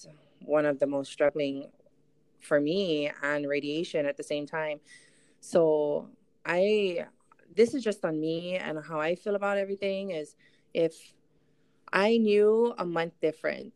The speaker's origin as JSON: {"language": "English", "area": "Molokai", "region": "Hawaii", "country": "United States", "tie": "born or raised there", "also_born_or_lived": "Hilo, Hawaii", "lives_now": "Oahu, United States", "said": "I'm actually born and raised in Molokai. And then about 18 years ago, I moved over to Big Island"}